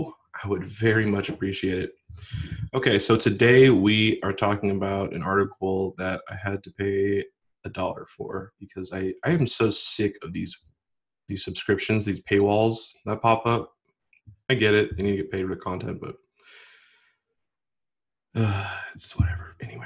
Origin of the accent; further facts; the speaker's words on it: Washington, United States; He's actually from my home state, Washington